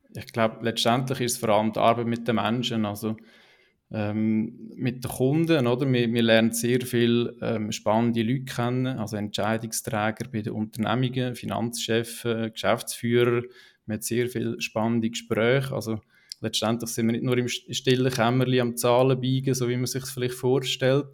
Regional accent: Niederwil, Aargau, Switzerland; now in Wohlen, Switzerland; aufgewachsen in Niederwil, ähm, unterdessen in Wolle wohnhaft

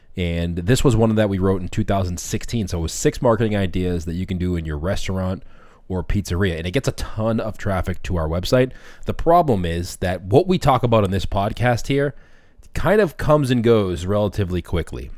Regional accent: Boston, Massachusetts, United States; I'm from Boston, so I talk a little quick.

